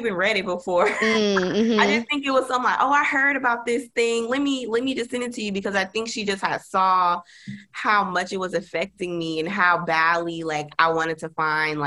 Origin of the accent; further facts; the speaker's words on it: Dallas, Texas, United States; moved away as an adult; also born or lived in Las Vegas; I'm from Dallas, but I ended up moving to Las Vegas for my first